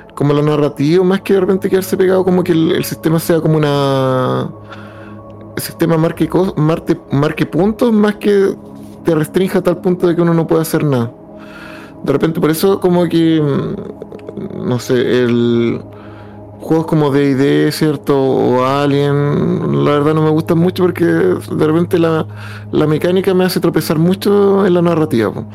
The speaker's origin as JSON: {"language": "Spanish", "town": "Tomé", "region": "Biobío", "country": "Chile", "tie": "born or raised there", "moved": "yes", "said": "yo soy de Concepción, Tomé"}